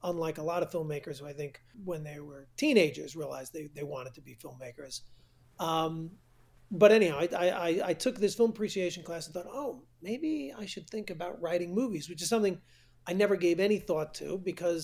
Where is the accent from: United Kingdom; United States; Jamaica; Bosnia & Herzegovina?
United States; New York; I've been growing up in New York